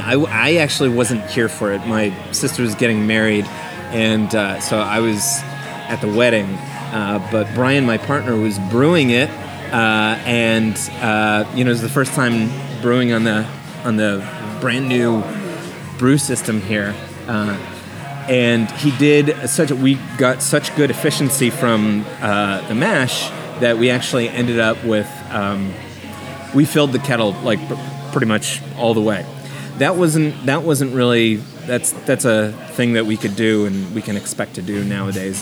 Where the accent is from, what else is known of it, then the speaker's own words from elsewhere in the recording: New Jersey, United States; moved away as an adult; also born or lived in New York City; now in Austin, United States; I grew up in the Northeast. I'm from New Jersey, which is the best state in the country